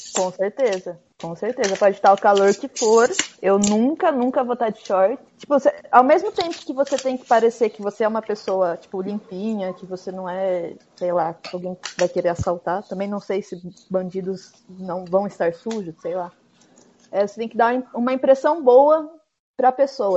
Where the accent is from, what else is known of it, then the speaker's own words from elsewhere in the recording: Brazil; moved away as an adult; meus pais são portugueses, mas eu cresci no Brasil